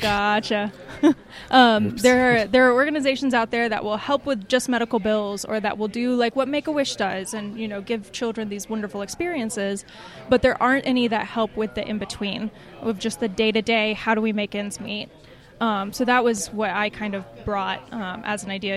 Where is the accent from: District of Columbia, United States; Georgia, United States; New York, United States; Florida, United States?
Georgia, United States; Atlanta; moved away; I'm from Atlanta originally